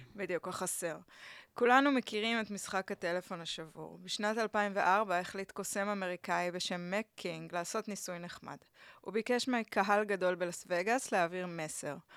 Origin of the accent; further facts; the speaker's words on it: Tel Aviv, Tel Aviv District, Israel; also born or lived in Barcelona; אני גדלתי בסביבה מאוד בוהמיאנית כזאתי